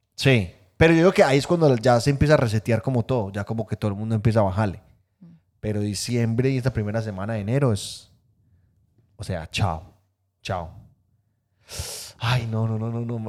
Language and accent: Spanish; Guatapé, Antioquia, Colombia; moved away; Yo soy de Guatapé